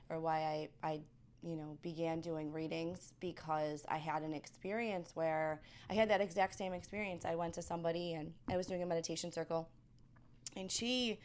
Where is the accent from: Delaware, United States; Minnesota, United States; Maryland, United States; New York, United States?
New York, United States; accent: East Coast; moved away; Got a little bit of New York. Because I'm, you know, I'm from New York